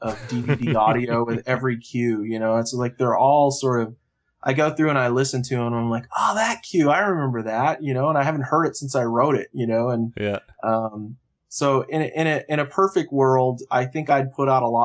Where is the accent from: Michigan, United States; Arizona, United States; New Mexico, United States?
Arizona, United States; moved away; I'm from Arizona originally